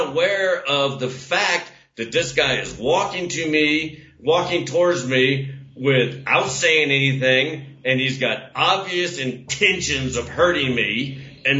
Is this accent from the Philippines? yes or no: no; Parris Island, South Carolina, United States; I was born on Parris Island on Fourth of July weekend in 1968 and grew up under a damn DI. Now, I mean, the last time I was back in America, which was years ago